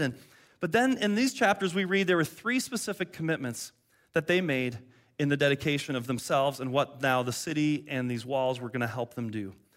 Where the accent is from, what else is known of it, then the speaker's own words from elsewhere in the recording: Detroit, Michigan, United States; moved away; I grew up in Detroit